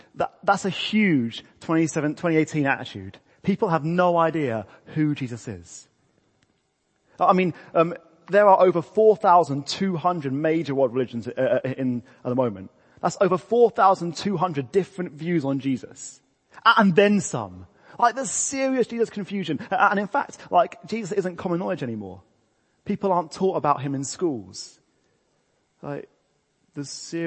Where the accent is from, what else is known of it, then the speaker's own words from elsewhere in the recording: England, United Kingdom; I'm English